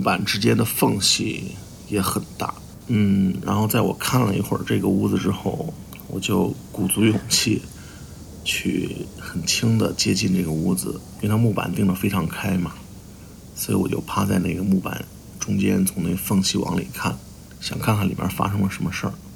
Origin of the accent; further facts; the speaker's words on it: Henan, China; 我来自河南，我是一名动画师